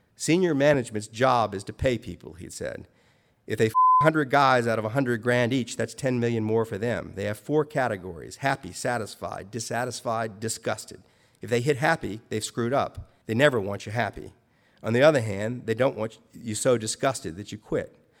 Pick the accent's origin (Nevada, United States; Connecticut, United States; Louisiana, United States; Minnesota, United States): Louisiana, United States; New Orleans; I was raised in New Orleans